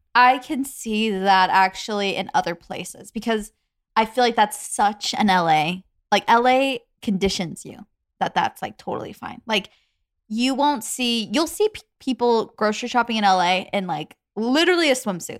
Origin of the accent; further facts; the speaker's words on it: Arizona, United States; moved away; Arizona, where we used to live